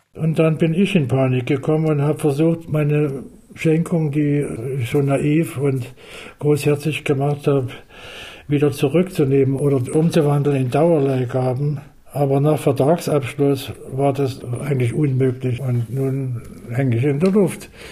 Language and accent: German; Leipzig, Saxony, Germany; auch wenn Leipzig meine Heimat